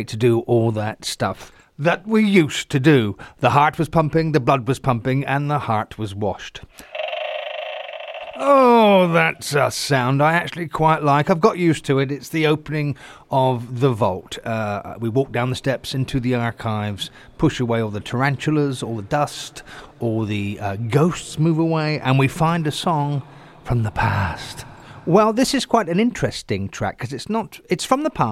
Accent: Southampton, South East England, United Kingdom; my hometown, a place called Northam in Southampton

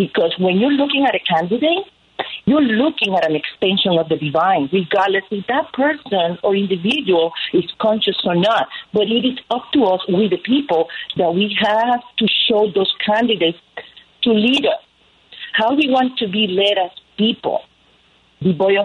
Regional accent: Puerto Rico; moved away as an adult; now in United States; I grew up in Puerto Rico

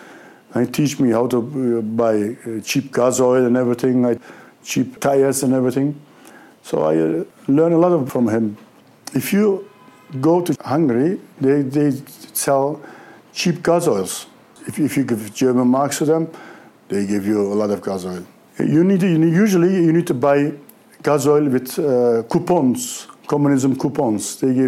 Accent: Göreme, Nevşehir, Turkey; English is a second language; now in Netherlands; I am from Holland, but I am born in Nevşehir, in Cappadocia.

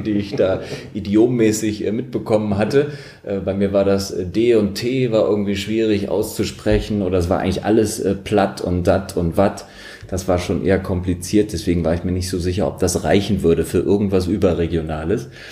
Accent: Lutzerath, Rhineland-Palatinate, Germany; also born or lived in Daun; ich komme aus der Eifel, Vulkaneifel, in Down geboren, da auch später zur Schule gegangen. Das Kaff, wo ich aber gewohnt habe und aufgewachsen bin, das war noch viel kleiner, irgendwie anderthalbtausend Menschen haben da gewohnt, hieß Lutzerath.

